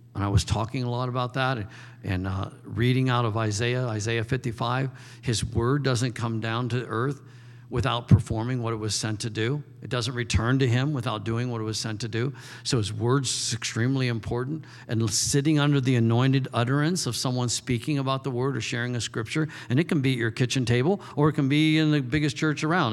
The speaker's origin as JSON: {"language": "English", "country": "United States", "said": "I'm an American"}